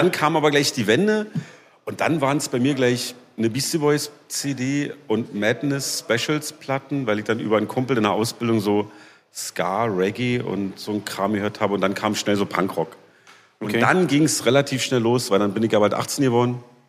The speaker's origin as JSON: {"language": "German", "region": "Berlin", "country": "Germany", "tie": "born or raised there", "also_born_or_lived": "Leipzig", "said": "ich bin groß geworden in Berlin-Lichtenberg. Da komme ich gerade auch her. Da wohne ich jetzt wieder."}